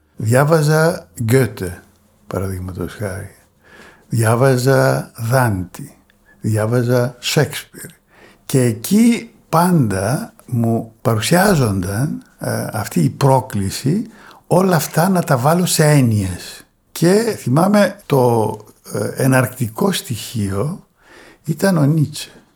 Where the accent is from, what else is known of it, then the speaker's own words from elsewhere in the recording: Thessaloniki, Central Macedonia, Greece; also born or lived in Pieria / Burgundy, France / Paris, France; Προέρχομαι από την Πιερία σε ό,τι αφορά τη γέννησή μου, αλλά μεγάλωσα ε, στη Θεσσαλονίκη